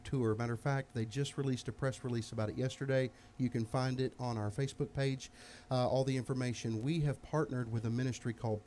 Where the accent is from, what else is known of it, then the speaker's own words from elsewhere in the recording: Marion, Illinois, United States; now in Tennessee, United States; I'm originally from Marion, Illinois.